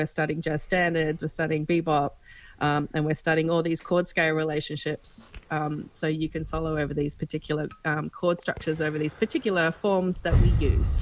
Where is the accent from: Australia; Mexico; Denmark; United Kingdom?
Australia; moved away as an adult; also born or lived in Melbourne; I've lived away from Australia for 17 years, I'm back here